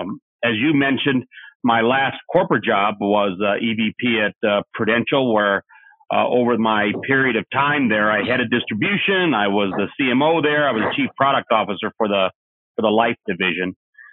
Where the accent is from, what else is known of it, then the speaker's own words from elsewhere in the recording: Midwest, United States; I'm a Midwestern boy, very much like Nick.